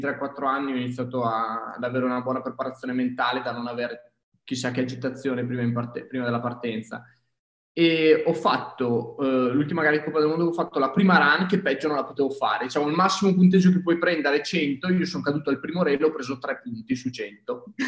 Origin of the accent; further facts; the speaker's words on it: province of Verona, Veneto, Italy; also born or lived in Trento; sono di del lago di Garda, vicino comunque provincia di Verona